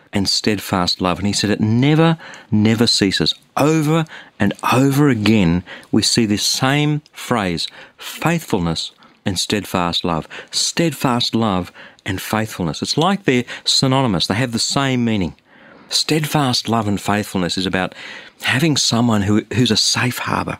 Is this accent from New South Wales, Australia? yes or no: yes; Sydney, New South Wales, Australia; I'm from Sydney, Australia.